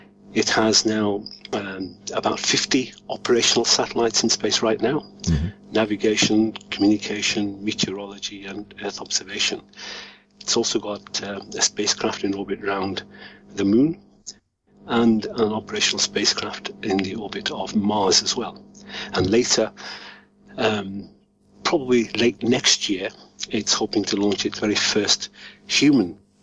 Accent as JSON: {"language": "English", "country": "India", "tie": "born there", "said": "because I was born in India, it's one space program that I wasn't aware of in terms of detail."}